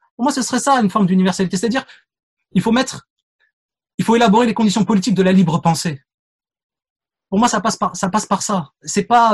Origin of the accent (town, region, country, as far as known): Paris, Île-de-France, France